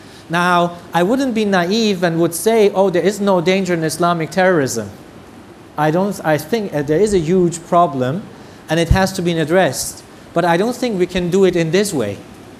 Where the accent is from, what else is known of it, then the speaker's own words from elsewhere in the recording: Germany; I come from the German tradition, I love Germany. I am really proud of my country that has accepted 1 million refugees.